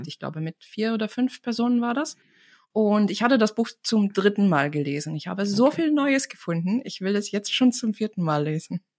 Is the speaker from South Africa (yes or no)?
no; Tartu, Tartu County, Estonia; first language Estonian; German is a second language; moved away as an adult; now in Germany; komme ich aus Tartu, das ist die Universitätsstadt